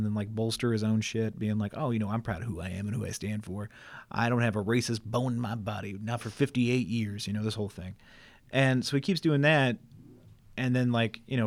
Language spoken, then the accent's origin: English; Kansas City, United States; growing up in Kansas City